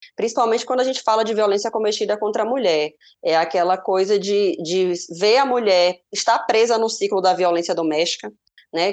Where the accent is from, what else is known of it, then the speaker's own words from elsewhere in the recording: Salvador, Bahia, Brazil; Salvador, a cidade onde eu nasci